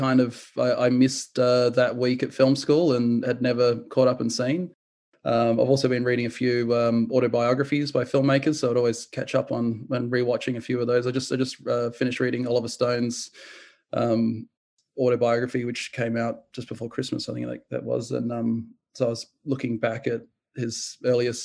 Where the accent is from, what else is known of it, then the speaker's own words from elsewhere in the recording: New Zealand; I was born in New Zealand, and we had a cinema just 100 meters down the road that my grandfather would take me